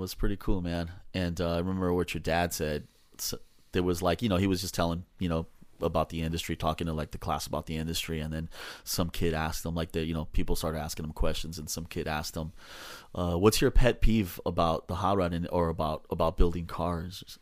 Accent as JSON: {"language": "English", "town": "Los Angeles", "region": "California", "country": "United States", "tie": "born or raised there", "also_born_or_lived": "Silver Lake, Los Angeles / Westlake, Los Angeles", "said": "So I grew up in Echo Park"}